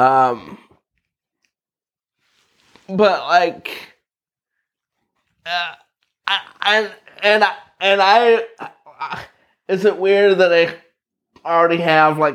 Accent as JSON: {"language": "English", "town": "Lakeville", "region": "Indiana", "country": "United States", "tie": "born or raised there", "also_born_or_lived": "Valparaiso, Indiana / Knox, Indiana"}